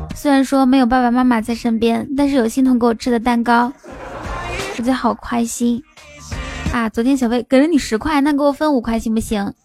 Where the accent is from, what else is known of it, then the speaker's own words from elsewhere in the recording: Inner Mongolia, China; now in Shanghai, China; 我是内蒙人，但是呢，我在上海，但是呢，我快混不下去了，马上要回去内蒙了